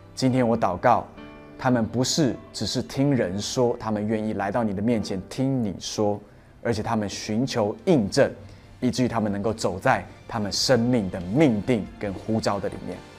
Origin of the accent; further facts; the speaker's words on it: Taiwan; moved away; 我回到台湾度假的时候，有一个看我长大的一位属灵阿姨